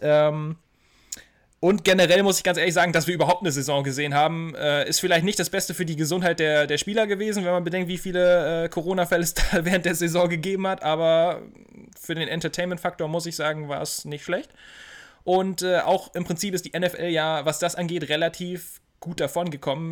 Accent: Germany; als Deutscher

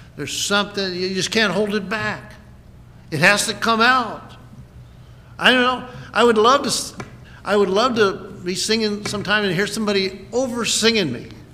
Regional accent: United States; as an American

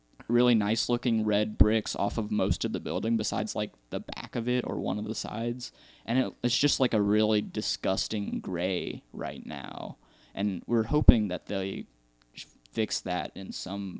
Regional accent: Overland Park, Kansas, United States; I grew up with it as a soda in Overland Park

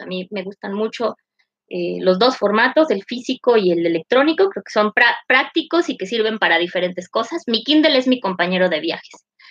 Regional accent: northern Mexico, Mexico; first language Spanish; soy norteña

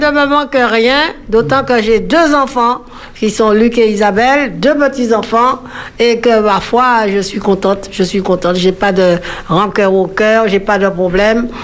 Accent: Martinique; Nous sommes du Nord. Ma mère est de la côte Caraïbe

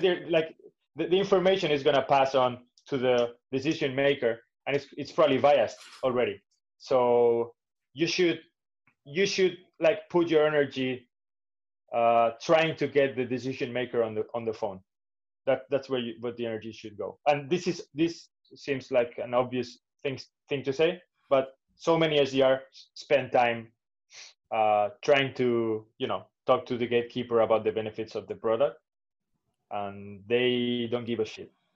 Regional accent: Valencia, Valencian Community, Spain; also born or lived in Barcelona; I grew up in Valencia

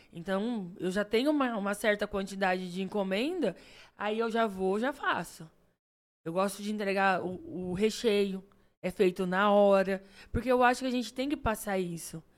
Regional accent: Três Lagoas, Mato Grosso do Sul, Brazil; also born or lived in Andradina; eu não sou nascida em Três Lagoas. e Mas quando eu vim para Três Lagoas, eu vim com seis anos. Então, Isso. assim, eu cresci aqui, né? Então, assim, minha cidade natal é aqui pertinho, Andradina

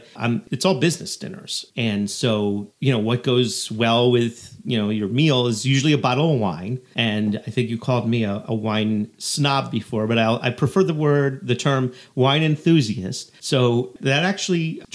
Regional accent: United States; as an American and somebody who spends a lot of time dining in the, let's say, the New York City area

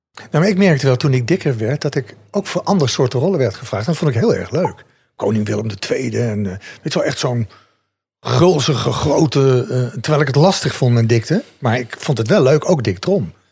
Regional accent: North Brabant, Netherlands; moved away; Ik kom uit Brabant

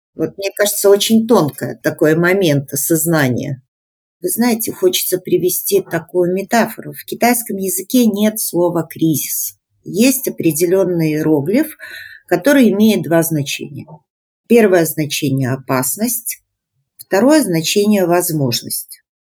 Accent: Belarus; мы белорусы, мы собрались в сообщество

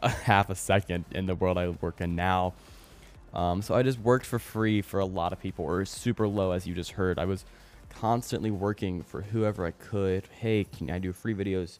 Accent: Springfield, United States; my hometown. I live in Springfield

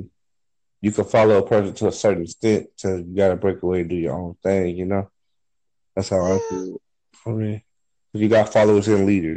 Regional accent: San Bernardino, California, United States; now in Arizona, United States; I'm from San Bernardino, California, but I reside in Arizona.

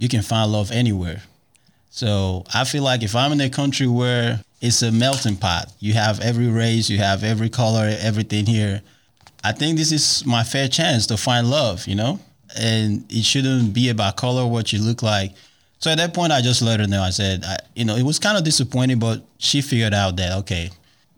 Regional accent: Nigeria; now in Dallas, United States; I am originally from Nigeria. I remember when I first came to the United States

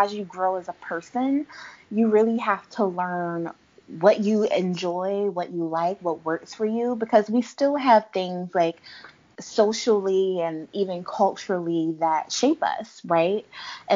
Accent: Philadelphia, Pennsylvania, United States; I am from Philadelphia, and we have a really large Islamic and Muslim community

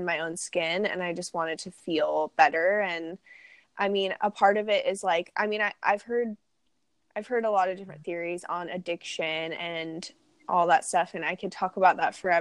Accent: United States; growing up in America

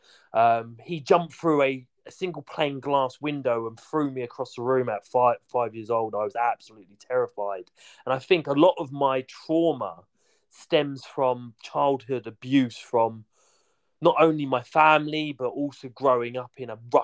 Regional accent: Hastings, South East England, United Kingdom; also born or lived in Royal Tunbridge Wells; I was born in Hastings

